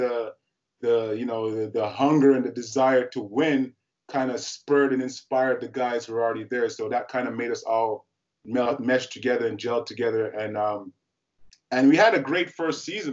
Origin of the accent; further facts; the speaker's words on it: Ottawa, Ontario, Canada; growing up in Ottawa